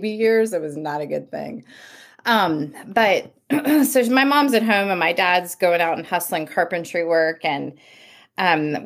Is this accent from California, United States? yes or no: yes; near Yosemite National Park, California, United States; also born or lived in Bakersfield, California; I grew up in the mountains of California, just outside Yosemite National Park